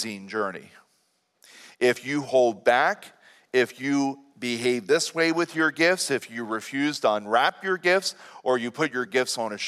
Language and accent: English; Lancaster County, Pennsylvania, United States; here in Lancaster County someday. And I would really like to use it right here where I'm from.